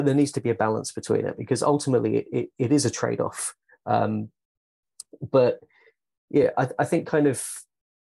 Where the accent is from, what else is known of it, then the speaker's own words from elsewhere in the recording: United Kingdom; I'm British